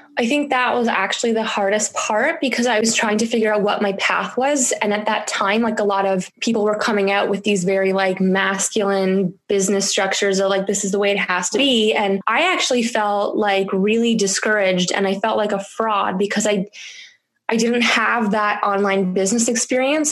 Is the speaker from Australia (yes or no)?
no; Canada; moved away as an adult; now in France; I spoke French growing up in Canada uh, in school